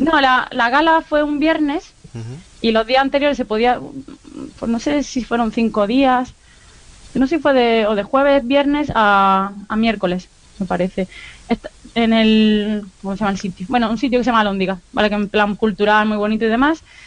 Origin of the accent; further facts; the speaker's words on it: Granada, Andalusia, Spain; accent: Andalusian; moved away as an adult; also born or lived in Málaga; now in Bilbao, Spain; Pero soy de Granada, llevo toda la vida viviendo en Granada, antes de lo de Málaga, y ahora vivo en Bilbao, pero intento mantener mi acento andaluz.